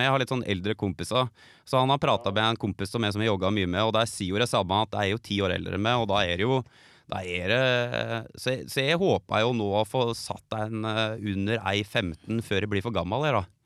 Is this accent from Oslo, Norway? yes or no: no; Geilo, Buskerud, Norway; du som er bergenser, du er vel stadig vekk på Geilo, der jeg er fra?